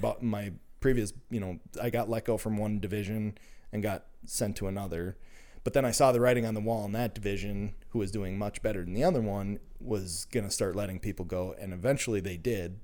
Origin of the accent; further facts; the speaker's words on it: Minnesota, United States; I'm, uh, born and raised in Minnesota